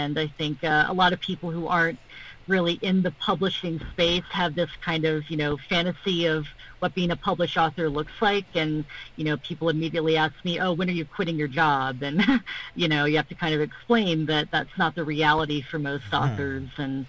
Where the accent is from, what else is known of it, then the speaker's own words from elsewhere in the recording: Middle East, Bahrain; also born or lived in Saudi Arabia; you know, I'm American and also Palestinian. I grew up in the Middle East, Bahrain and Saudi Arabia.